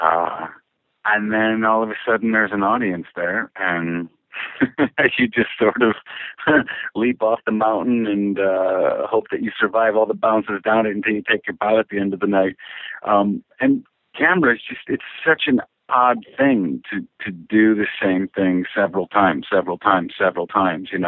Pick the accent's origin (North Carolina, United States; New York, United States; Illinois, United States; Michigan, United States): Michigan, United States; Woodhaven; moved away as an adult; also born or lived in Washington State; I grew up in Michigan. Uh, I'm originally from Woodhaven, Michigan, yeah, which is sort of the known as the Downriver